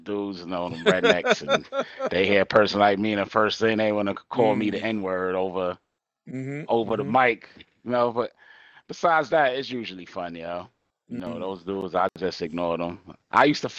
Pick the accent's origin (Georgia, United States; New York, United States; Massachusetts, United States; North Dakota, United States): New York, United States; New York City; Born and raised Brooklyn, New York